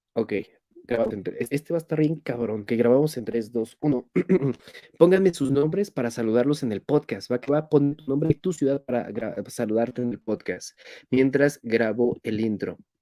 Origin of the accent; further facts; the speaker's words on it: Mexico; soy mexicano